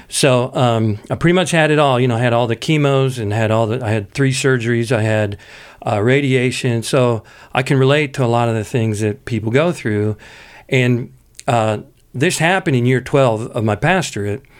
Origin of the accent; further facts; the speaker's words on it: Pittsburgh, Pennsylvania, United States; I come from Pittsburgh where, you know, everybody, you know, talks out of the side of their mouth